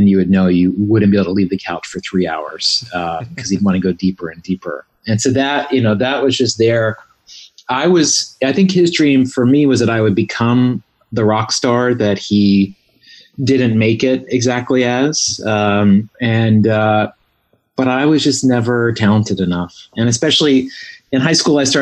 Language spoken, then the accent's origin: English; Southwest Virginia, United States; now in Los Angeles, United States; I grew up in Southwest Virginia, right on the border of Virginia and West Virginia, on a farm.